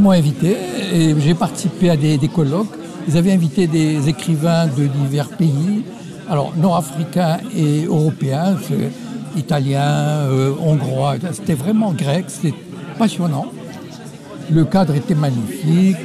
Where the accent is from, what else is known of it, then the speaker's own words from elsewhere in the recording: Morocco; je viens du Maroc